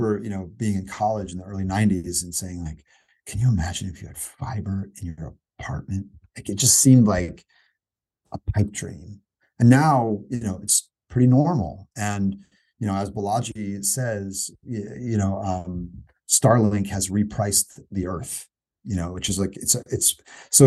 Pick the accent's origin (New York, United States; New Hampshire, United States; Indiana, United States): Indiana, United States; I'm a skateboarder from Indiana